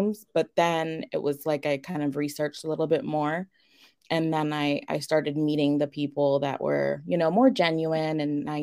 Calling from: Pittsburgh, Pennsylvania, United States; I am coming from Pittsburgh, Pennsylvania.

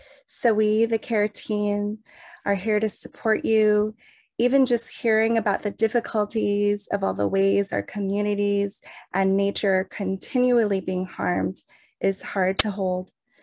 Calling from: Santa Cruz, California, United States; I'm calling in from Awaswas Hopi Lands, also known as Santa Cruz, California

